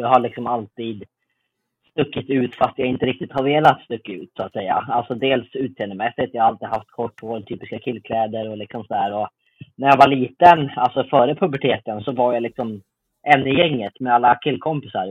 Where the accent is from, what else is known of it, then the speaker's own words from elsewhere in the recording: Uppsala, Uppsala County, Sweden; i Uppsala där jag är född och uppvuxen